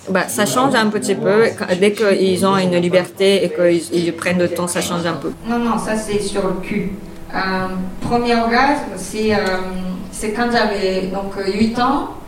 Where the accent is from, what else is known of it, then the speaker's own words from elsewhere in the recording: Tokyo, Japan; French is a second language; also born or lived in Aichi / New York; euh, je viens de Japon, je suis née à Aichi, mais je suis allée à, euh, grandir à Tokyo très vite, après six mois.